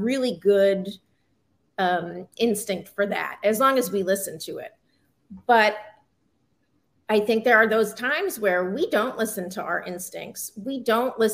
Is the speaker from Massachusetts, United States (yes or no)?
yes; Massachusetts, United States; I grew up in Massachusetts